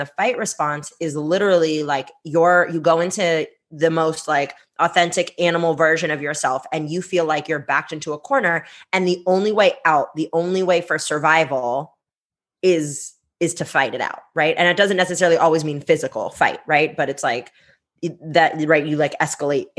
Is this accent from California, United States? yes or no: yes; Bay Area, California, United States; English is a second language; I'm from the Bay Area. Like, San Francisco, I can throw a stone at San Francisco. I'm in Oakland